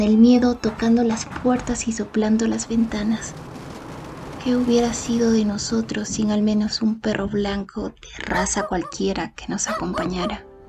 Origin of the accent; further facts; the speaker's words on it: Ayacucho, Peru; Nací en Huamanga, Ayacucho.